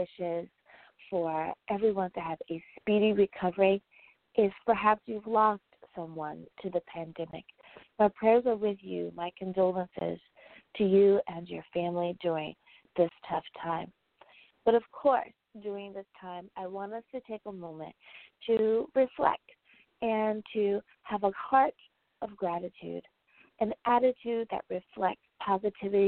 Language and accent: English; United States; my home country, the United States